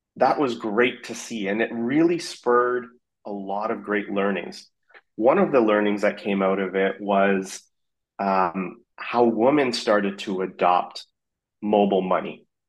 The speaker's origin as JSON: {"language": "English", "town": "Vancouver", "region": "British Columbia", "country": "Canada", "tie": "born or raised there", "also_born_or_lived": "South Africa / Afghanistan / Singapore / Dubai", "moved": "as an adult", "lives_now": "San Francisco, United States", "said": "I grew up in Vancouver"}